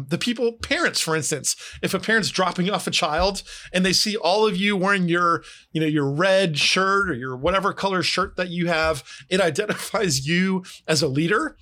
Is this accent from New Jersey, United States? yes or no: yes; New Jersey, United States; I grew up in New Jersey